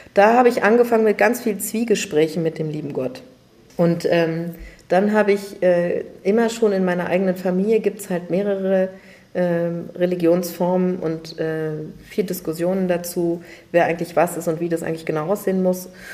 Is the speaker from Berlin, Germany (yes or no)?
yes; Berlin, Germany; Ich bin tatsächlich aufgewachsen in Wannsee und zwar sogar auf der richtigen Insel Wannsee